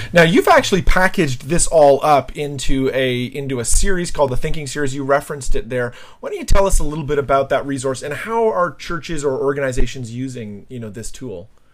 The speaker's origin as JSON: {"language": "English", "country": "Canada", "also_born_or_lived": "New Jersey", "said": "I'm a Canadian as well"}